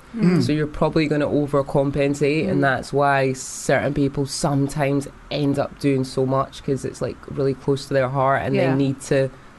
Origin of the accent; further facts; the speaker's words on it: Edinburgh, Scotland, United Kingdom; accent: Scottish; moved away; I actually grew up in the west side of Edinburgh.